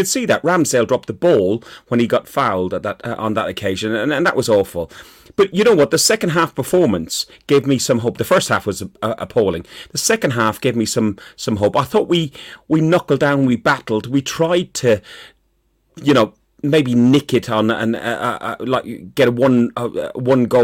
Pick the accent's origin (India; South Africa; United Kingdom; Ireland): Ireland; I'm Irish